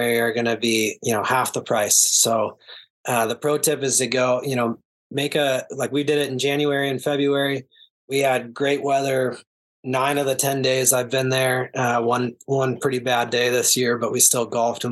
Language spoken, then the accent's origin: English; Oregon, United States; moved away; I'm from Oregon originally. A lot of my buddies are from there